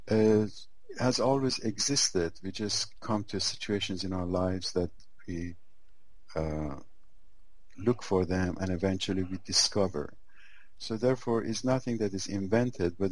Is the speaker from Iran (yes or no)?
yes; Iran; I was born in Iran